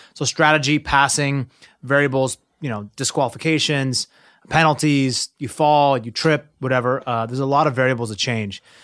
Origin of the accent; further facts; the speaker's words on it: Seattle, Washington, United States; growing up in Seattle